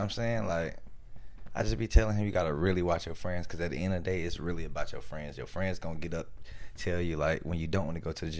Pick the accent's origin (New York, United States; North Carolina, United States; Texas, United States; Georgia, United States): North Carolina, United States; Fayetteville; I come from Little Fayetteville.